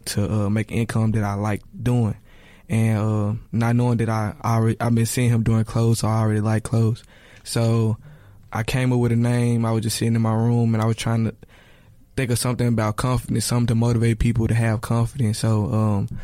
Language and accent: English; Memphis, Tennessee, United States; from Memphis, Tennessee. I go to Rose College. I've been here all my life. I went to Whitehaven High School